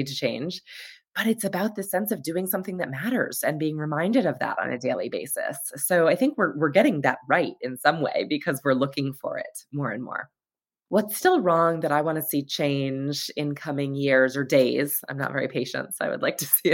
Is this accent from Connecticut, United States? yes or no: yes; Hartford, Connecticut, United States; I was at this awesome urban elementary school, public school in Hartford, Connecticut